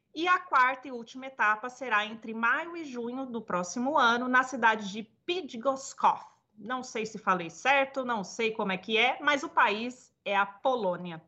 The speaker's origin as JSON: {"language": "Portuguese", "town": "Batatais", "region": "São Paulo", "country": "Brazil", "tie": "born or raised there", "moved": "yes", "said": "eu morei muitos anos em Batatais, né, no interior de São Paulo. E minha família de lá, eu não nasci em Batatais, mas toda a minha família é de lá."}